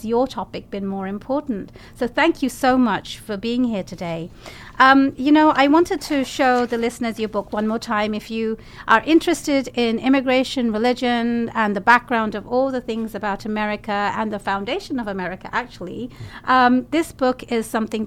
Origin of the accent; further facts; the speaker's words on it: London, United Kingdom; now in United States; my home country, hometown of London